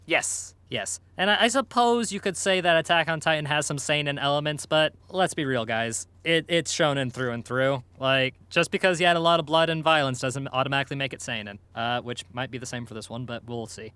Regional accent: United States; I'm American

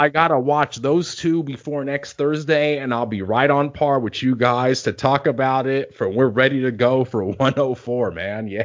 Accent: United States; we come from America

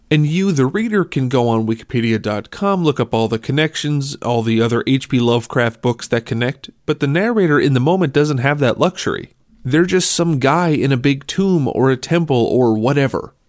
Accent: Minnesota, United States; I'm from Minnesota

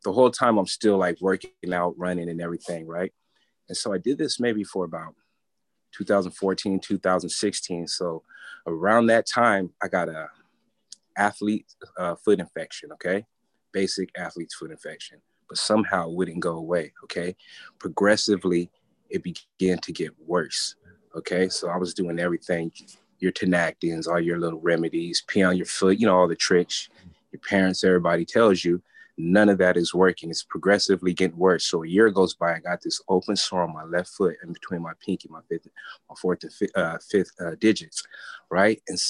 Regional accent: San Diego, California, United States; I'm from San Diego, California

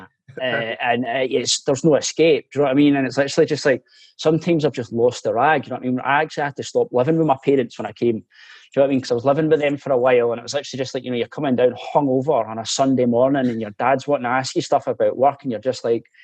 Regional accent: Glasgow, Scotland, United Kingdom; accent: central belt Glasgow mixed; also born or lived in France / Canada / Australia; it's a mixture of kind of central belt, Glasgow, and um, living abroad as well

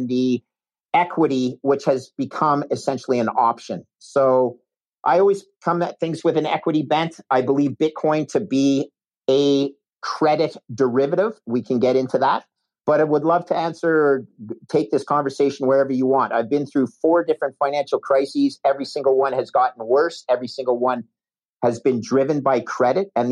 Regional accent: Canada; moved away as an adult; also born or lived in United States / New York; I'm a Canadian

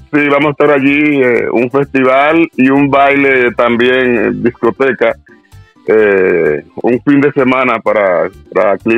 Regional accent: Dominican Republic; como todo el mundo sabe, yo soy dominicano.

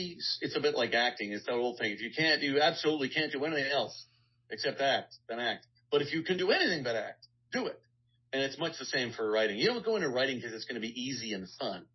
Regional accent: Guelph, Ontario, Canada; moved away as an adult; now in Los Angeles, United States; I'm from Guelph, Ontario, Canada

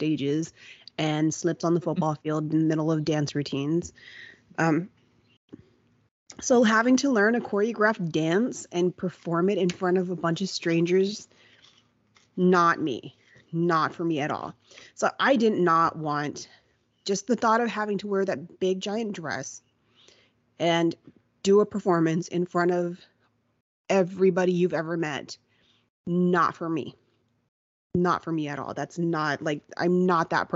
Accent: Kingsville, Texas, United States; we're from Kingsville

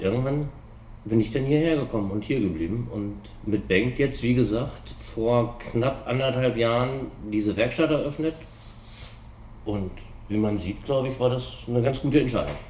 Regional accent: Hanover, Lower Saxony, Germany; also born or lived in Hamburg; ich komme aus Hannover, war eigentlich nie in einem Vespa-Club, sondern man hat sich so als Scooterboy in Hannover vor einschlägigen Location getroffen

